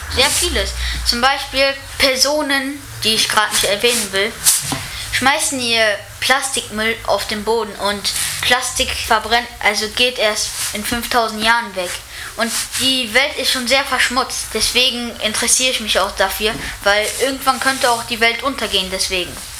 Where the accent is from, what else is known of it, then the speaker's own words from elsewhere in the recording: Mechernich, North Rhine-Westphalia, Germany; ich komme aus Mechernich